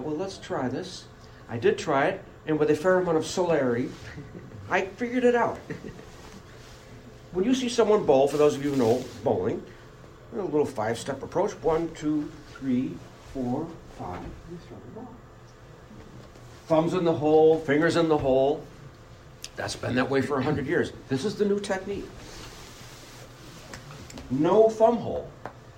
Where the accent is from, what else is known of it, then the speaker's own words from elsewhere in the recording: Buffalo, New York, United States; moved away as an adult; now in Rochester, United States; I grew up in Buffalo.